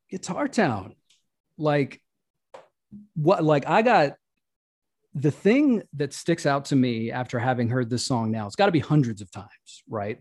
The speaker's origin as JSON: {"language": "English", "region": "the South", "country": "United States", "said": "the people that I'm connected to culturally as a Southerner"}